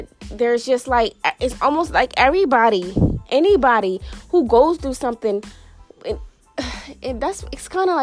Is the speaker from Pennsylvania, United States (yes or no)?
yes; Philadelphia, Pennsylvania, United States; I'm from Philadelphia, you know. I grew up in Philadelphia